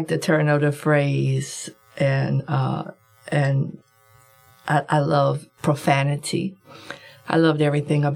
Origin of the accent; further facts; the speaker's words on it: Compton, California, United States; I'm from Compton, and I'm the second of seven children. My father was a gambler, and my mother was a mother. And so I grew up listening to adult language